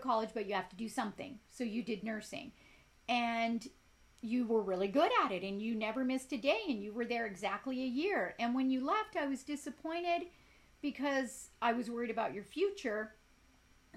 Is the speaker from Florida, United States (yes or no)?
no; Compton, California, United States; also born or lived in South Gate, California / Ireland; I grew up in Compton. I grew up in Southgate